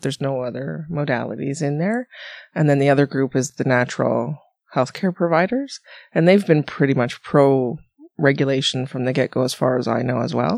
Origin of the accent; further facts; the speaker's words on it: Ontario, Canada; moved away; I came from Ontario, blah, blah, blah." And I did all my schooling, most of my schooling out there.